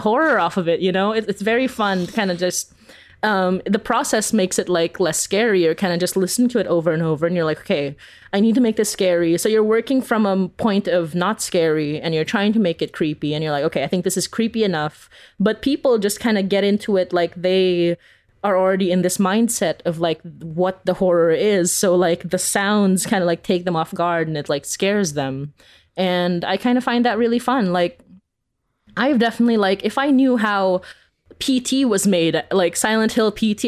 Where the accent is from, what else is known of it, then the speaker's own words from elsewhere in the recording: Philippines; now in Canada; growing up in the Philippines